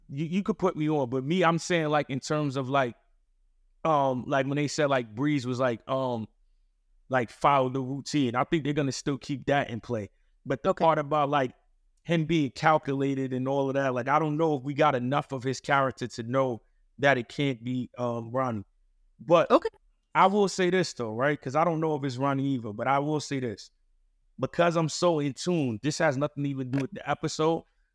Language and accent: English; New York City, New York, United States; No, I'm from Queens.